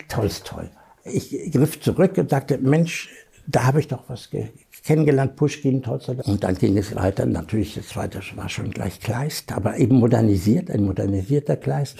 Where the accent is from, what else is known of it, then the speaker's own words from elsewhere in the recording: Germany; als Deutscher